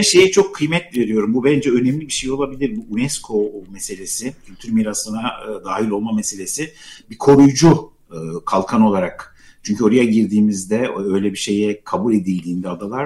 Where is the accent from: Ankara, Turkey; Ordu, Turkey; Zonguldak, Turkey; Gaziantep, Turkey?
Gaziantep, Turkey; now in Istanbul, Turkey; Gaziantep'te doğdum ben ama e, Gaziantep'te şehirde yaşıyoruz biz. Şehirli bir aileyiz fakat e, dedemin böyle büyük bir bahçesi vardı.